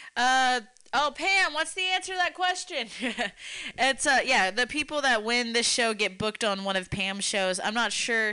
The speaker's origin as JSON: {"language": "English", "region": "the Appalachians", "country": "United States", "moved": "yes", "said": "I'm from the Appalachians"}